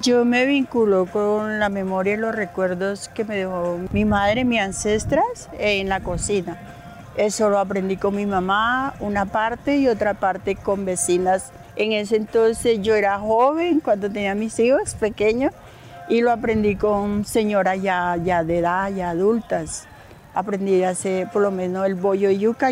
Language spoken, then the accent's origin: Spanish; El Banco, Magdalena, Colombia; moved away as an adult; also born or lived in Maicao, La Guajira; now in Bogotá, Colombia; Soy del Banco Magdalena